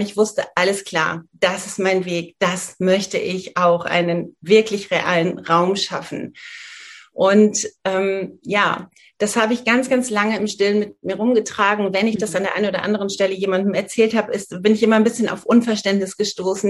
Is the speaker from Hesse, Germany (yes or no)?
yes; northern Hesse, Germany; moved away; in meiner Heimat, ich komme aus einer sehr ländlichen Region in Nordhessen